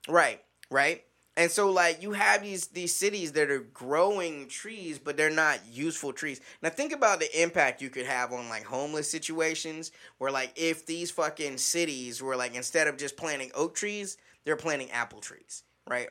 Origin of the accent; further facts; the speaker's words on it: Midwest, United States; when I was growing up in the Midwest